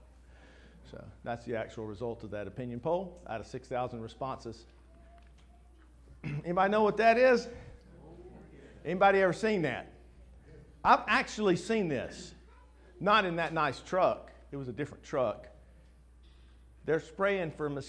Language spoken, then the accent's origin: English; Winston-Salem, North Carolina, United States; I grew up in Winston-Salem.